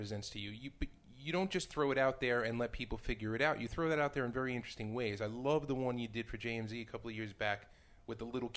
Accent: New York, United States; I'm a New Yorker, and it's not the way it used to be when I was a kid

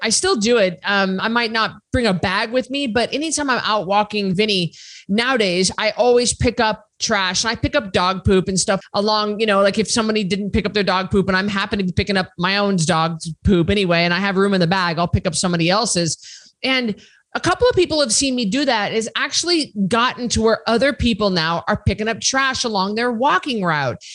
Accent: Idaho, United States; I'm from Idaho

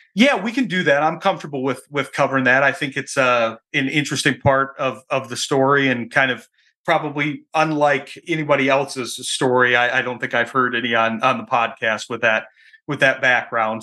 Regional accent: Michigan, United States; moved away as an adult; I'm from Michigan originally, that's where I, that's where I live now

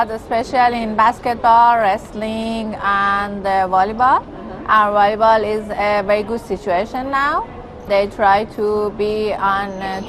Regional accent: Iran; I'm from Iran.

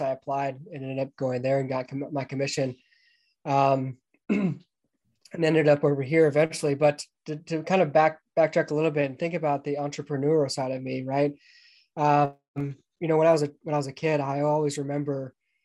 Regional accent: Atlanta, Georgia, United States; moved away as an adult; I grew up just outside of Atlanta, Georgia

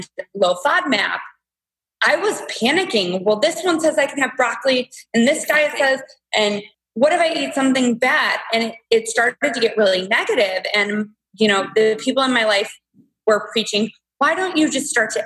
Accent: Toledo, Ohio, United States; moved away as an adult; now in Cleveland, United States; I'm from Toledo

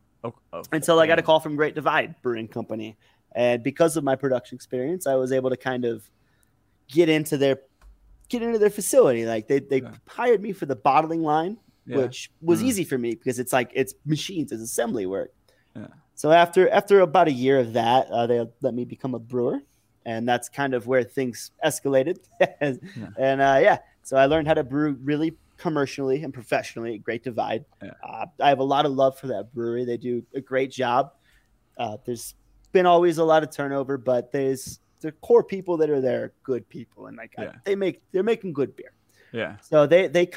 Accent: Illinois, United States; now in Denver, United States; I grew up in Illinois

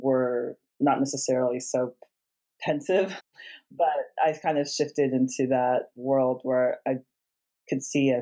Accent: California, United States; I'm from California, where I was born and raised, and to this point I spent most of my life.

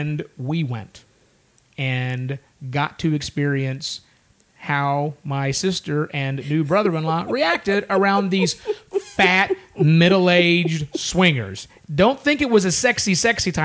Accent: Oklahoma, United States; we're from Oklahoma

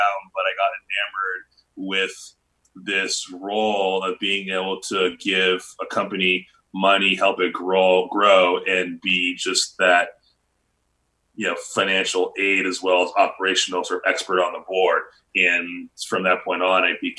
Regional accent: Boston, Massachusetts, United States; moved away as an adult; also born or lived in San Francisco Bay Area; now in Los Angeles, United States; I grew up in Boston. So I'm an East Coast guy

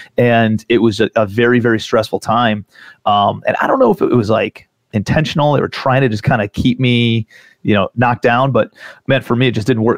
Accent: Cleveland, Ohio, United States; also born or lived in New York City / South Carolina; I'm from Cleveland, Ohio originally. I actually still live in Cleveland

